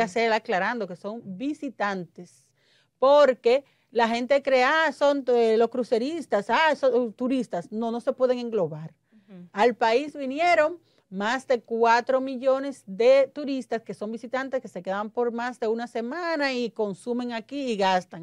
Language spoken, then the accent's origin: Spanish; Dominican Republic; Yo soy pro dominicano, yo soy, este mi país